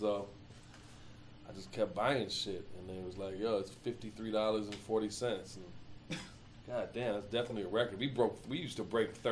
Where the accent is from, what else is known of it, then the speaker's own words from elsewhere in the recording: Southfield, Michigan, United States; moved away; I grew up in Southfield